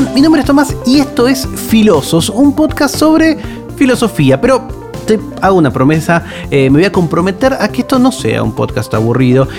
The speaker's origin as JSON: {"language": "Spanish", "region": "Buenos Aires", "country": "Argentina", "said": "soy de, de, Buenos Aires"}